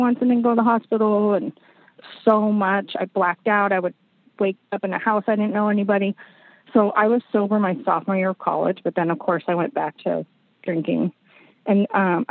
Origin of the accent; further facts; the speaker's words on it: San Diego, California, United States; moved away; We were in my hometown. I grew up in San Diego.